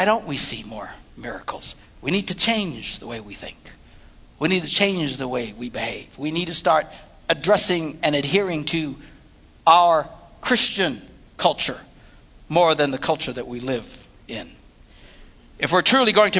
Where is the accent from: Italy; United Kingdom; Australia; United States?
United States; Wisconsin; we're from Wisconsin.